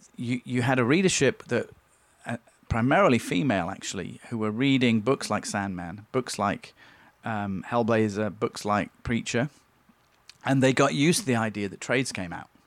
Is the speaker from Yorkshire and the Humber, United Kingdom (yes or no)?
yes; Leeds, Yorkshire and the Humber, United Kingdom; now in Long Beach, United States; in Leeds in my hometown